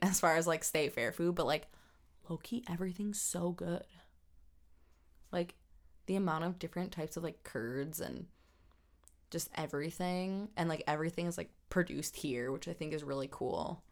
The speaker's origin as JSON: {"language": "English", "town": "South Milwaukee", "region": "Wisconsin", "country": "United States", "tie": "born or raised there", "also_born_or_lived": "Cudahy, Wisconsin", "said": "I was born in Cudahy, which is where the hospital is, right next door to South Milwaukee. Raised in South Milwaukee"}